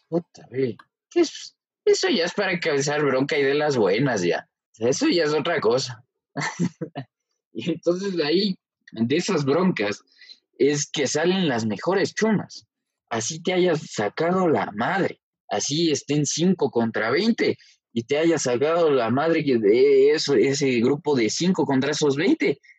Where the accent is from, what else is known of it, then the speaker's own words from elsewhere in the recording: Ecuador; nosotros como buenos ecuatorianos